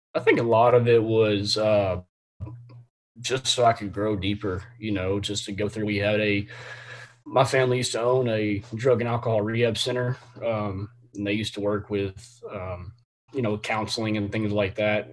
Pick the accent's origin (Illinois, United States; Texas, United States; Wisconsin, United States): Texas, United States; Temple; I'm from from the Temple area here in Temple, Texas, Central Texas, uh, in between Austin and Waco